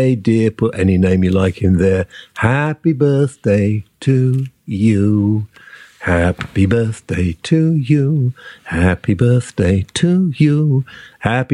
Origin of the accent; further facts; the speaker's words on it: United Kingdom; We are British